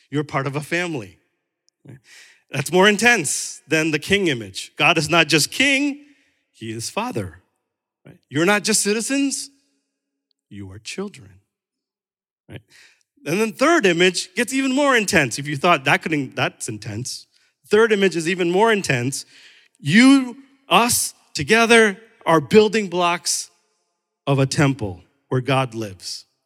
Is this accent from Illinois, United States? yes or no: no; New York, United States; also born or lived in Chicago; I'm still Indian American, but it's not number one. My number one identity comes from what Jesus Christ has said when he adopted me into his family, right? So I'm also from New York and Chicago